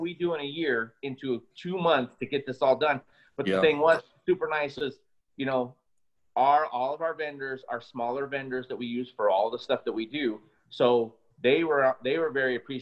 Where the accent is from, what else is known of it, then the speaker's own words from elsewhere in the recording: United States; being an American